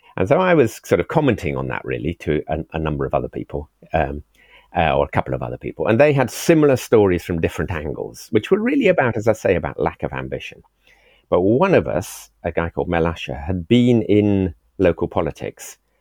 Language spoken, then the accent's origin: English; Swansea, Wales, United Kingdom; also born or lived in Cornwall; now in England; I was born in Wales, oh. sixty six years ago in Morriston Hospital